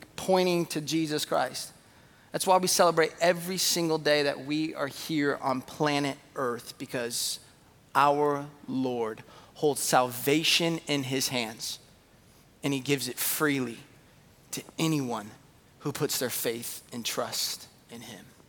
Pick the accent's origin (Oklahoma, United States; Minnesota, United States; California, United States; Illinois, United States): California, United States; San Jose; I was born in San Jose.